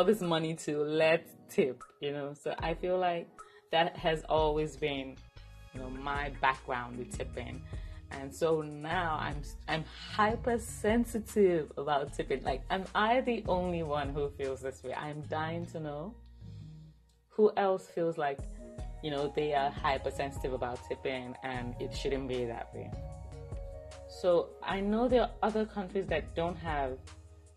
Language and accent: English; Nigeria; as a Nigerian, where I come from, we tip, but not, it's not like expected.